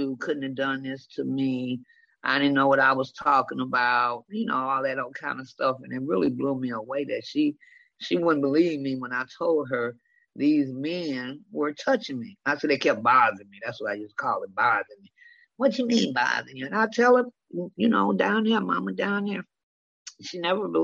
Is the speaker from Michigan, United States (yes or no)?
yes; Detroit, Michigan, United States; I was raised in the Jeffrey Projects of Detroit, Michigan.